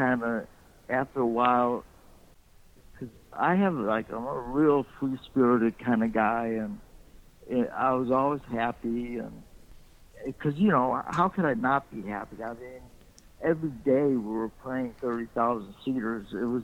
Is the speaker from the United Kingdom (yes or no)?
no; Chicago, Illinois, United States; moved away; also born or lived in Italy / Los Angeles; I was born in Italy, that part is true, but I was raised in Chicago, man. This is my whole life. I have no accent